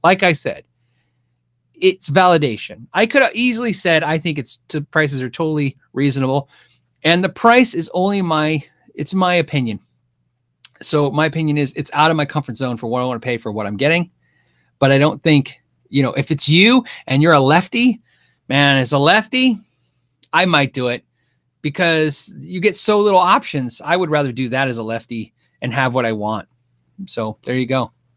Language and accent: English; United States; I'm American